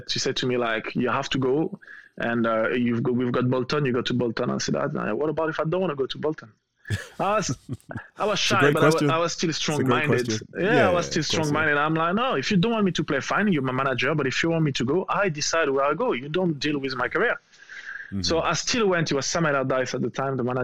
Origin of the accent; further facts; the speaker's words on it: France; English is a second language; moved away as an adult; also born or lived in Newcastle / Portsmouth / Liverpool; I'm living in France.